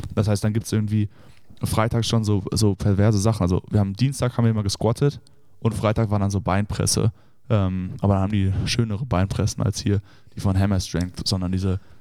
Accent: Düsseldorf, North Rhine-Westphalia, Germany; moved away as an adult; also born or lived in Notre Dame, Indiana; ich komme ja ursprünglich aus Düsseldorf äh, und wohne da auch

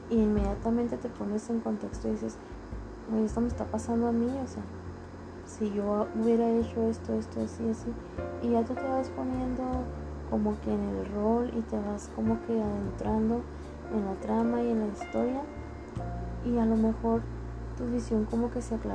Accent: Ciudad Juárez, Chihuahua, Mexico; tengo 29 años de edad y soy originaria de Ciudad Juárez, Chihuahua.

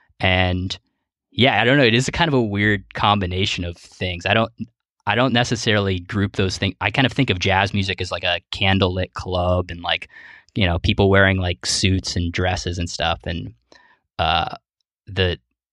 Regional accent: Ohio, United States; moved away; I'm from Ohio originally

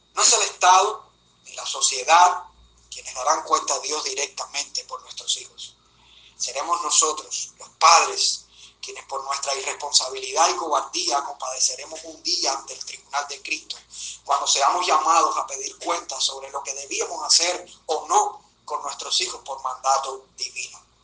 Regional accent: Cuba; como ciudadano cubano, casado, padre de una niña de 6 años

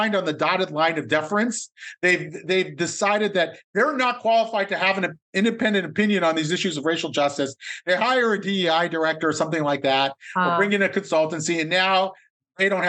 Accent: Columbus, Ohio, United States; I grew up in Columbus, Ohio in the 1970s and 80s

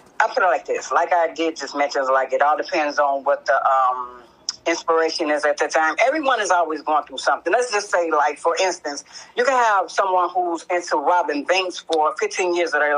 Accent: Chicago, Illinois, United States; I'm from Chicago

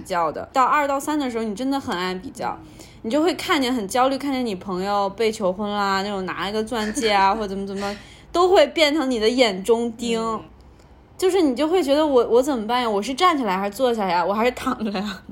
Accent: Shanghai, China; also born or lived in United States; 我们家乡的三毛饼对屋

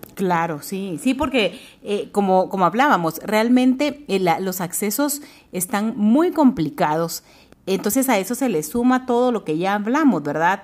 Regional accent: Guatemala; somos guatemaltecas, estamos en nuestro bello país

